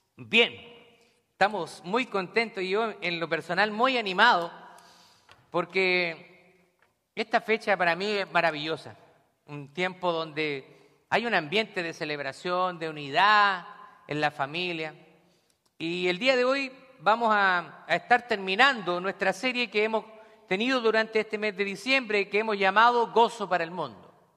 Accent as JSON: {"language": "Spanish", "town": "Santiago", "region": "Santiago Metropolitan Region", "country": "Chile", "tie": "born or raised there", "also_born_or_lived": "Scranton, Pennsylvania", "moved": "yes", "lives_now": "Pennsylvania, United States", "said": "yo nací en Santiago de Chile"}